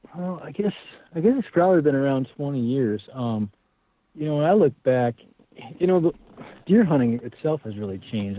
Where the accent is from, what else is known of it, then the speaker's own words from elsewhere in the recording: Wisconsin, United States; where I grew up in Wisconsin